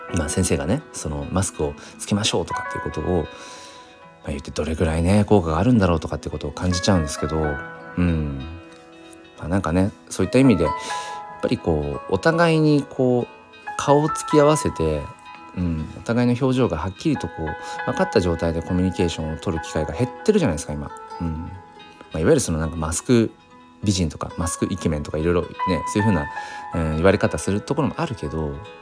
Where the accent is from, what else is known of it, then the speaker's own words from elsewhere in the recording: Kanto, Japan; 僕も関東ですよ